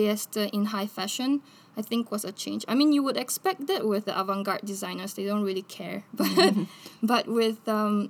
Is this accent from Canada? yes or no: no; La Paz, Bolivia; I grew up in Bolivia. And in Bolivia, in La Paz, where I grew up, we have very cold winters